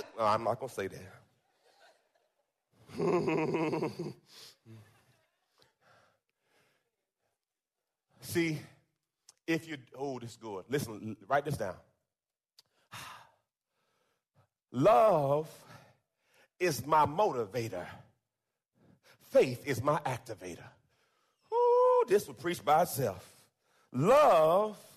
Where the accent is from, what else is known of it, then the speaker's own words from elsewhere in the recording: Jamaica; moved away; I was born in Jamaica. And came to this country.